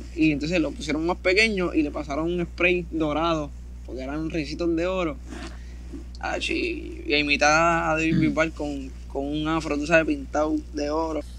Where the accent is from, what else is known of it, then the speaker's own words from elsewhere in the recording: Carolina, Puerto Rico; also born or lived in Canóvanas, Puerto Rico; yo me crié en Canóvana, como hasta los 10 años